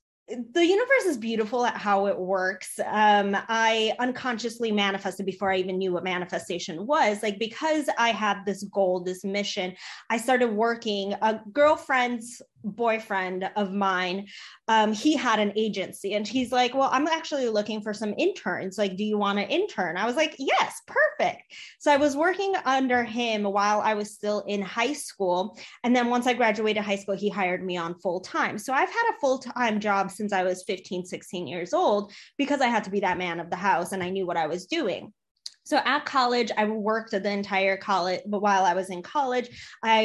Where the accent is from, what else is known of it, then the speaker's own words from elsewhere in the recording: Chicago, Illinois, United States; also born or lived in Poland; So I was born in Poland. I came to the US when I was 3 years old. I grew up in Chicago